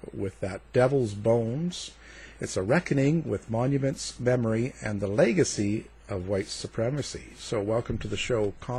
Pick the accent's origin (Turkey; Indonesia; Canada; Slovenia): Canada; now in United States; myself being a Canadian and being down in the States